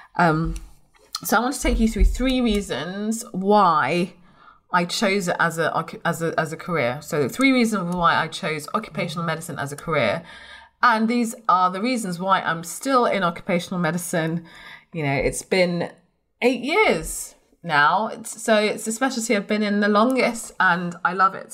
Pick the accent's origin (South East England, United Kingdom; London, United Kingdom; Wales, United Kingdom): London, United Kingdom; also born or lived in Blackburn; I'm from London